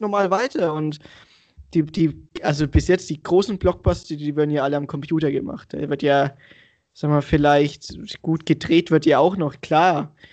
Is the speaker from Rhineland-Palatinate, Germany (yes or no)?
no; Franconia, Bavaria, Germany; accent: Franconian; moved away as an adult; now in Munich, Germany; ich bin auch gerade in Franken, seit fünf Wochen im Homeoffice in meiner alten Heimatstadt